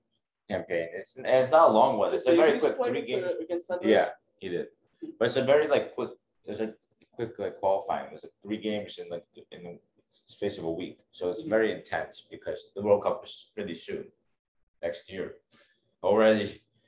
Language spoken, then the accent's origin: English; New Jersey, United States; I'm from Jersey